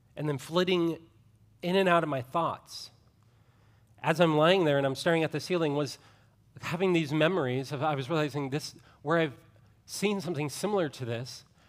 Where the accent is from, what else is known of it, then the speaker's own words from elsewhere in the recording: Ohio, United States; I grew up in Ohio